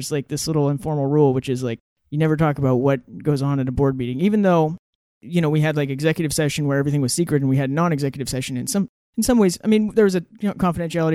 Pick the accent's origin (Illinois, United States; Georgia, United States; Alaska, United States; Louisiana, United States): Alaska, United States; Ketchikan; moved away as an adult; also born or lived in Oregon; So I grew up in Ketchikan, Alaska, known for being the rainiest city in the country